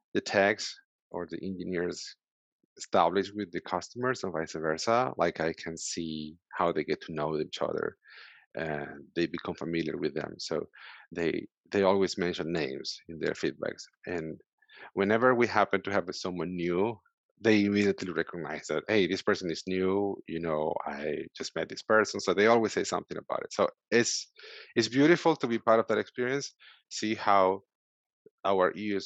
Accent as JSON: {"language": "English", "country": "Venezuela", "second_language": "English", "moved": "as an adult", "lives_now": "United States", "said": "So I came 6 years ago from Venezuela. I'm from Venezuela originally."}